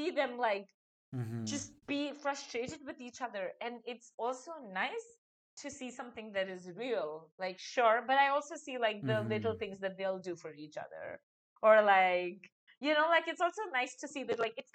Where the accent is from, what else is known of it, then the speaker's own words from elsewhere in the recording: India; moved away as an adult; I'm a 31-year-old Indian woman